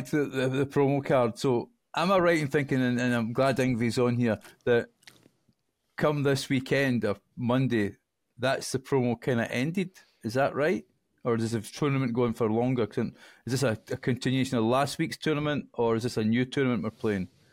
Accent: Scotland, United Kingdom; I'm Scottish

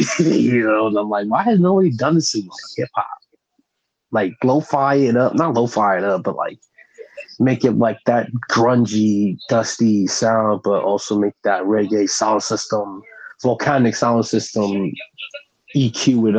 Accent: Brooklyn, New York, United States; My dad, you know, growing up in Brooklyn. Like I was born out there.

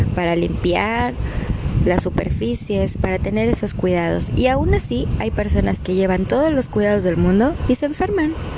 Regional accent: Mexico; moved away; also born or lived in Argentina; así somos los mexicanos

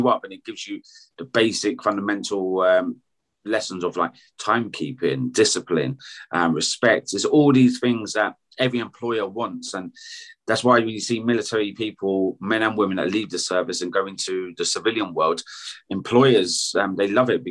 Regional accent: United Kingdom; I'm British.

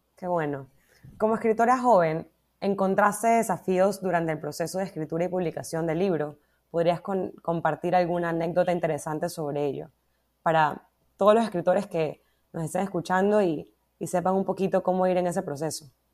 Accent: Ecuador

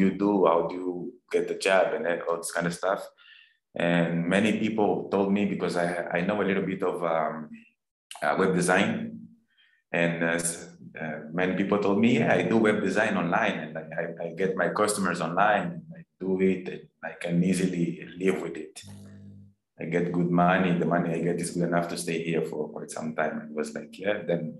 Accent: Angola; moved away as an adult; also born or lived in Philippines; now in Bali, Indonesia; I am from Angola. And I left Angola almost 10 years ago.

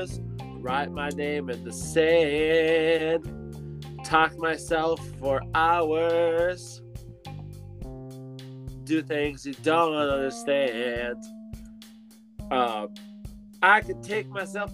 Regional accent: Ellsworth, United States; we are from Ellsworth.

